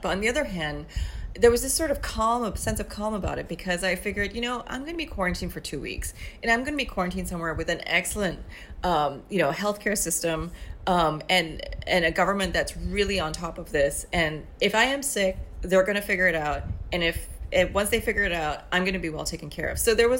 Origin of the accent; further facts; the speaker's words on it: New York, United States; I kept thinking, well, you know, I'm a New Yorker.